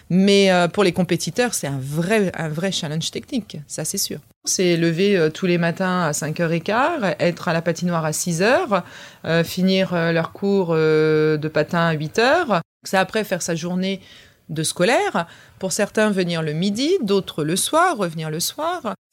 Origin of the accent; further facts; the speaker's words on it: Paris, Île-de-France, France; now in Rouen, France; Je suis une Parisienne qui est euh, venue sur Rouen. pour, pour, pour un mariage et qui donc du coup a, a évolué après depuis maintenant plus de 17 ans sur Rouen.